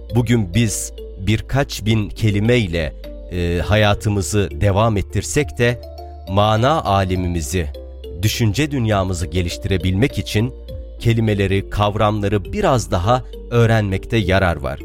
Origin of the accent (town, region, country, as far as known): Harran, Şanlıurfa, Turkey; born or raised there; first language Arabic; Turkish is a second language